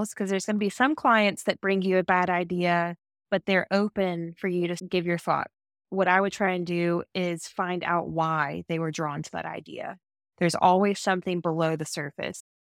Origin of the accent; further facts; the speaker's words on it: the South, United States; And even just being like a Southerner, I love looking back at historic Southern landscapes.